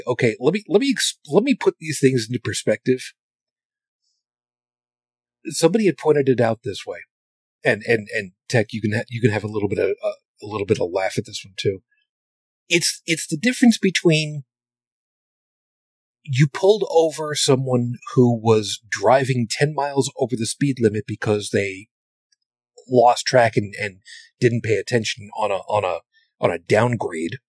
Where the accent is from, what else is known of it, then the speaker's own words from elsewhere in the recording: New York City, New York, United States; I'm originally from Brooklyn